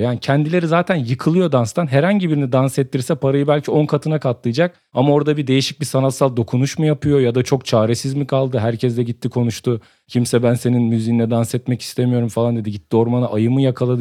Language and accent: Turkish; Samsun, Turkey; Ben Samsun'un Kadıköy mahallesinin Mis sokağında büyüdüm